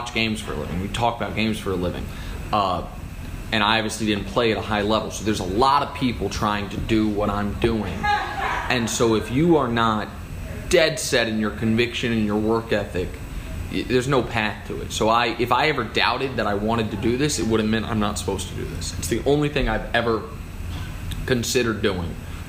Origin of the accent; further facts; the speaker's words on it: Kansas City, Missouri, United States; moved away as an adult; also born or lived in Syracuse, New York / Houston, Texas / Los Angeles, California; now in New York, United States; I'm from Kansas City, Missouri